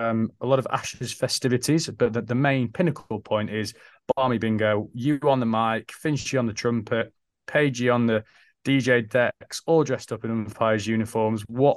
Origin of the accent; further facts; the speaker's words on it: England, United Kingdom; I think we're English, aren't we? We're very traditional English.